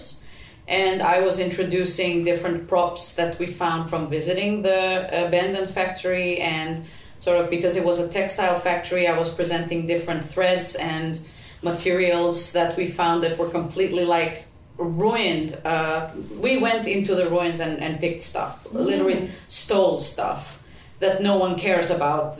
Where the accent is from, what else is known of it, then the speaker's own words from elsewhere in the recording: Prizren, Kosovo; first language Albanian; English is a second language; now in Helsinki, Finland; my hometown in Prizren in Kosovo